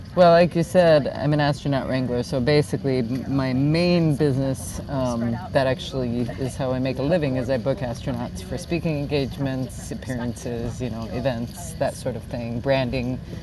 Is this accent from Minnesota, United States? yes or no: no; South Dakota, United States; I grew up in South Dakota